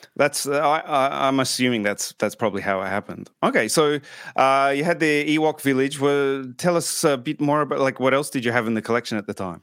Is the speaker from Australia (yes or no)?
yes; Australia; moved away; obviously being Australian